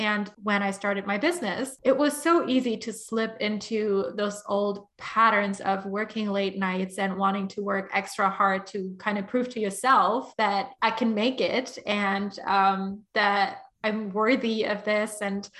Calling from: London, United Kingdom; I'm tuning in from London.

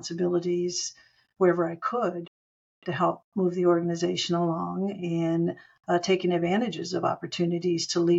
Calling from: Phoenix, Arizona, United States; And I'm calling in from Phoenix, Arizona in the United States.

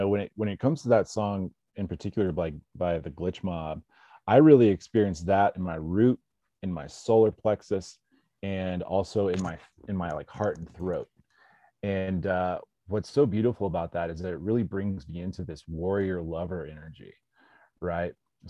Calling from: South Lake Tahoe, California, United States; Man, I'm coming in from South Tahoe, California.

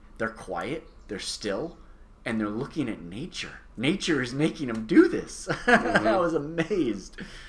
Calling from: Belmarine Keys, California, United States; I'm recording from Belmarine Keys, California.

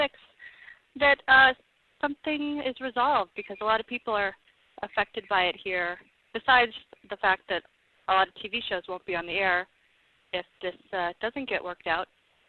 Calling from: Los Angeles, California, United States; I'm calling from Los Angeles.

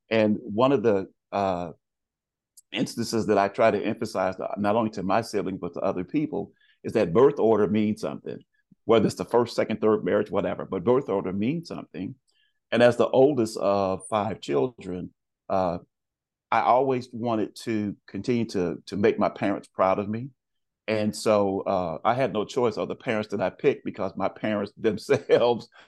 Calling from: Naperville, Illinois, United States; I am uh, 40 miles west of Chicago, Illinois.

